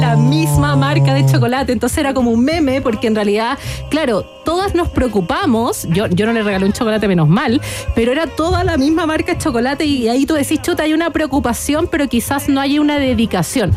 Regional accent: Antofagasta, Chile; yo nací, nací en Antofagasta

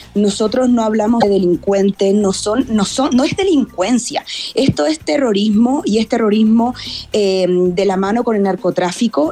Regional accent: Chile; moved away as an adult; now in Quito, Ecuador; nosotros como chilenos

